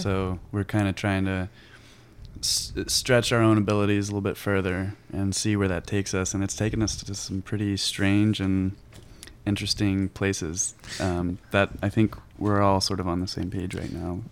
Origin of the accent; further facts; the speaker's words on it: Monroe, Louisiana, United States; now in Seattle area, United States; I'm from uh, Monroe, Louisiana.